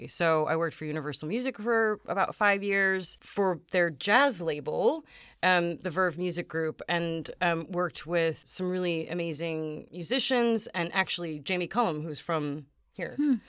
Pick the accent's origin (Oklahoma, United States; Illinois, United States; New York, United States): Illinois, United States; Chicago; I'm originally from the Chicago area.